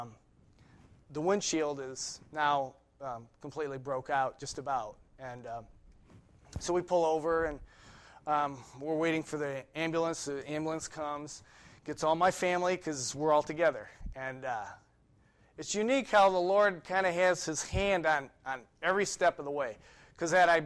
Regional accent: Ohio, United States; moved away as an adult; also born or lived in New York; I grew up in Ohio

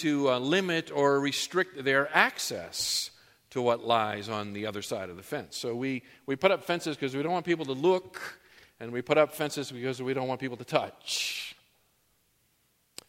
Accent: New England, United States; now in Southern California, United States; When I grew up in New England

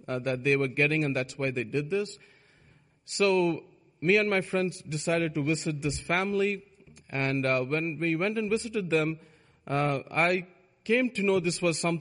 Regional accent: India; moved away; I was born in India

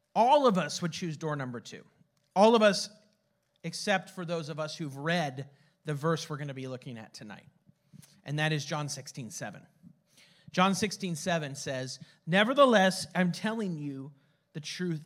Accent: San Jose, California, United States; my parents' house in San Jose, California, where I was born and raised, where I grew up

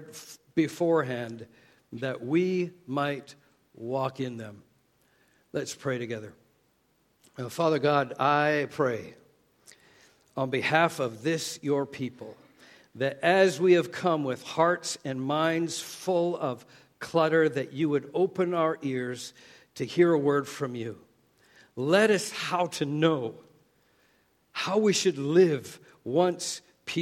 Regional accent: Canada; accent: Canadian; moved away; my Canadian accent

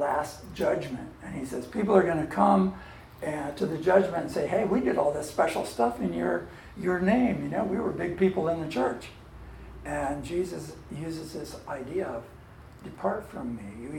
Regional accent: Holdrege, Nebraska, United States; moved away; I grew up in Nebraska

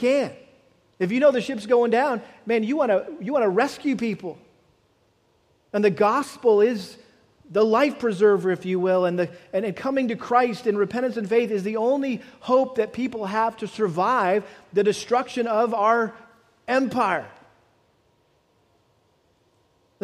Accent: United States; as Americans.

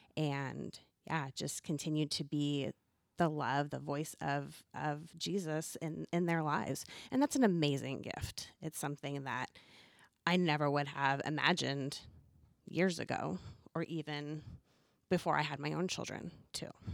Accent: Southern California, United States; moved away; I was born and raised in Southern California

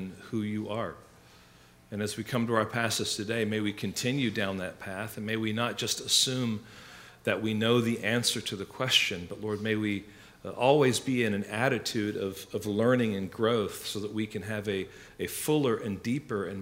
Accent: England, United Kingdom; now in United States; when I was growing up in England

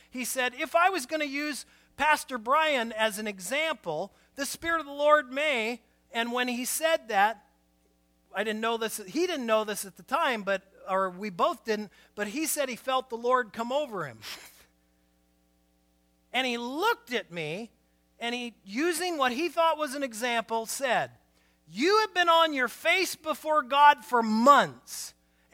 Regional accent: Portland, Oregon, United States; moved away as an adult; also born or lived in Winlock, Washington; I was born and raised in Portland

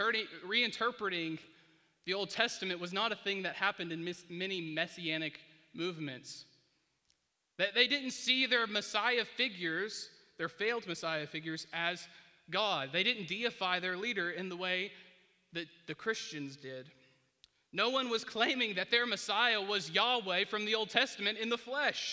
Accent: United States; born or raised there

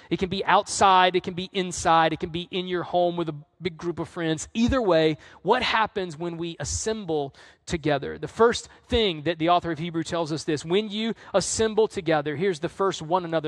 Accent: the South, United States; now in North Carolina, United States; I'm from the South.

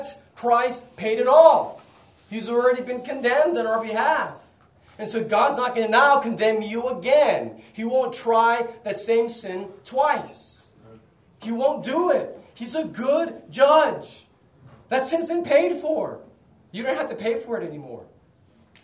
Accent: United States; moved away; in the U.S., my home country

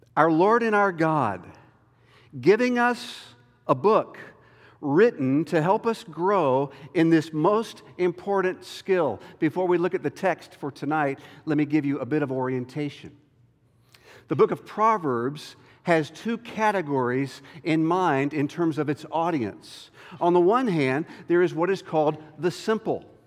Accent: North Carolina, United States; moved away; my home state of North Carolina

